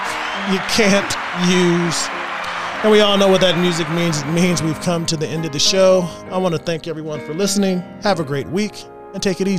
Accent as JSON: {"language": "English", "region": "Texas", "country": "United States", "said": "I'm from Texas."}